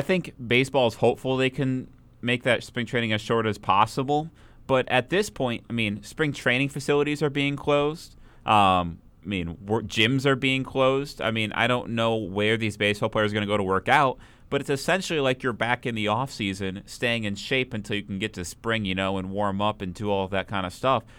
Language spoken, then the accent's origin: English; Minnesota, United States; being from Minnesota